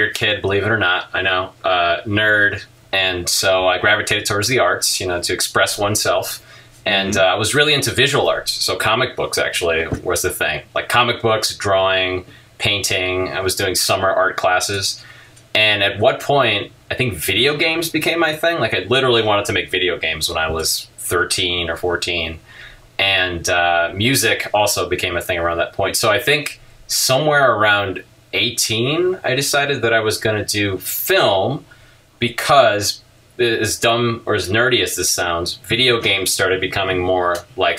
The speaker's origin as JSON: {"language": "English", "town": "Chicago", "region": "Illinois", "country": "United States", "tie": "born or raised there", "said": "I grew up in Chicago"}